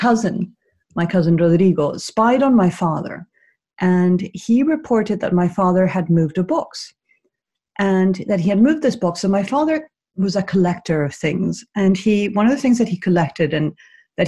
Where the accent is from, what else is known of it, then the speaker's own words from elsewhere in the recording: Caracas, Capital District, Venezuela; I grew up in Venezuela, in the Venezuela of the 70s and 80s